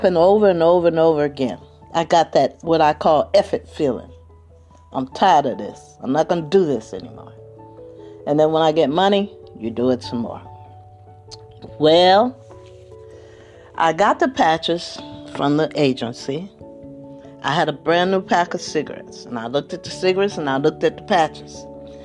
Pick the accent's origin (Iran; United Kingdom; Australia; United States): United States; Trenton, New Jersey; moved away; I'm originally from the East Coast, actually from Trenton